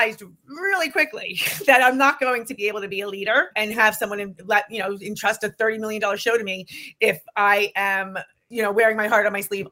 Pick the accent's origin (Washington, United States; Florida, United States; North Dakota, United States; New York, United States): New York, United States; New York City; I come from Queens, New York